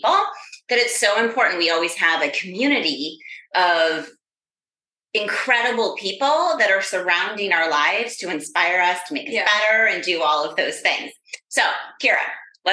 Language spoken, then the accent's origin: English; Rochester, New York, United States; now in Florida, United States; we are here up in my hometown, Rochester, New York